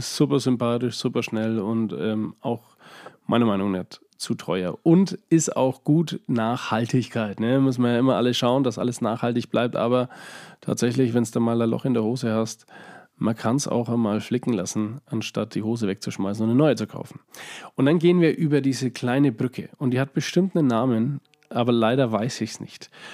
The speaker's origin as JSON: {"language": "German", "town": "Schwabach", "region": "Bavaria", "country": "Germany", "tie": "born or raised there", "said": "ich bin in Schwabach aufgewachsen"}